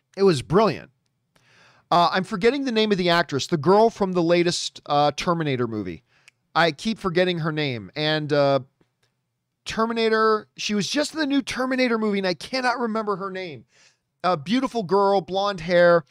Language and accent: English; Hamilton, Ontario, Canada; My hometown, Hamilton, Ontario, Canada, greatest city in the world